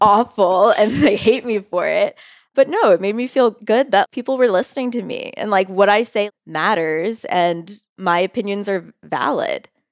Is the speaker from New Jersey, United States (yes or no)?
yes; Bridgewater, New Jersey, United States; moved away as an adult; also born or lived in New York City; now in Denver, United States; I'm from New Jersey